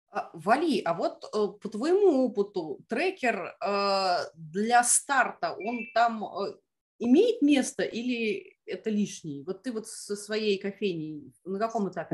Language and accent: Russian; Moscow, Russia; мы, москвичи